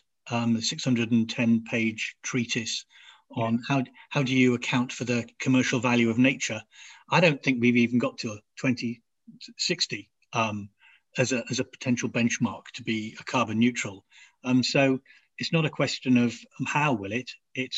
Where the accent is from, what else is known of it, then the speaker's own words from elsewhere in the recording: Nigeria; now in United Kingdom; I grew up in Nigeria